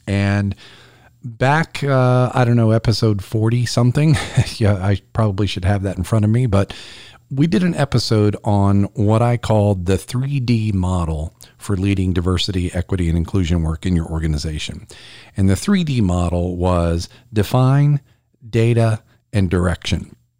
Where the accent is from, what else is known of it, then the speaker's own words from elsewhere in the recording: South Carolina, United States; here in my home state of South Carolina